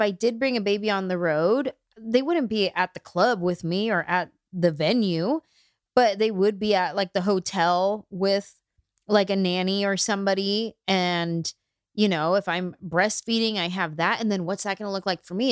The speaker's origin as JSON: {"language": "English", "area": "Bay Area", "region": "California", "country": "United States", "tie": "born or raised there", "lives_now": "Los Angeles, United States", "said": "I'm from the Bay Area. I've been in L A for twenty years"}